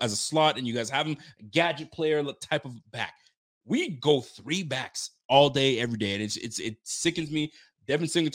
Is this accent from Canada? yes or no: yes; Canada; I'm not from Buffalo, and I'm from Canada. So I'm up north, way up north. I'm in Nova Scotia